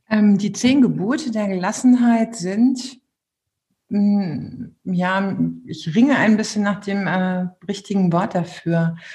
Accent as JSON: {"language": "German", "town": "Bielefeld", "region": "North Rhine-Westphalia", "country": "Germany", "tie": "born or raised there", "also_born_or_lived": "Münster", "said": "also ich komme auch gebürtig aus Bielefeld, das muss ich dazu sagen, in äh, Münster gemacht. Das ist einfach eine wunderbare Stadt, da bin ich hängen geblieben und habe dort studiert."}